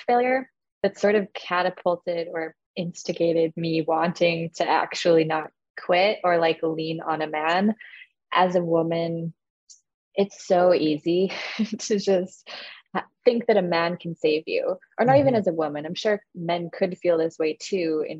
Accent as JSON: {"language": "English", "country": "Canada", "said": "I'm Canadian"}